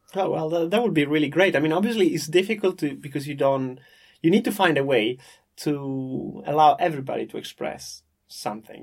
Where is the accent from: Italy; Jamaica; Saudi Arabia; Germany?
Italy; Parma, Emilia-Romagna; I'm from Parma in the north of Italy